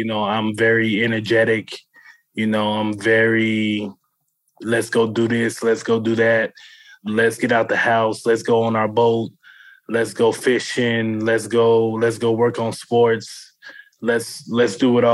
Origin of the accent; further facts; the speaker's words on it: Avondale, Arizona, United States; I grew up in Avondale, Arizona